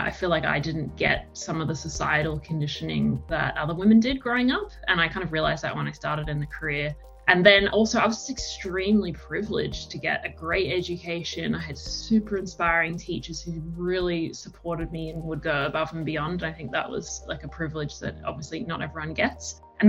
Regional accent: Melbourne, Victoria, Australia; also born or lived in London, United Kingdom; I am a child of the world, born in Melbourne, split my time between Melbourne and London until I was about 13, because my dad lived in London and my mum lived in Melbourne. So school in Melbourne, every break in London

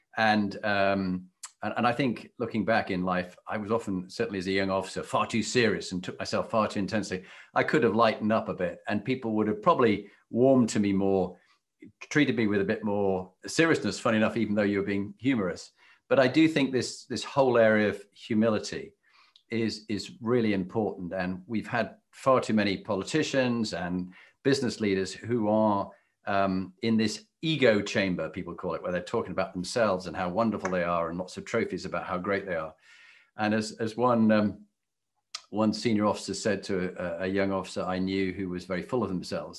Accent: United Kingdom; as a Brit

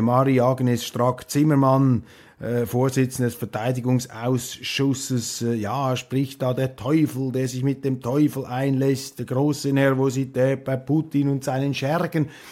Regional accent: Switzerland; als Schweizer

